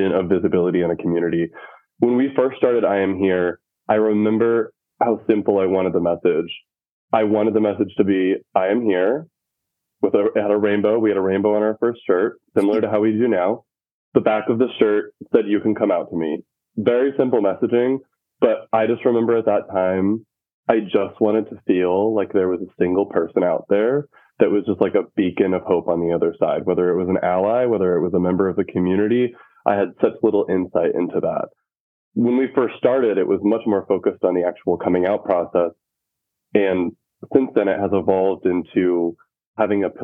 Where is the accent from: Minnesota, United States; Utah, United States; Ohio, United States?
Utah, United States; moved away as an adult; also born or lived in North Dakota; now in Chicago, United States; I grew up in Utah and I went to college in North Dakota.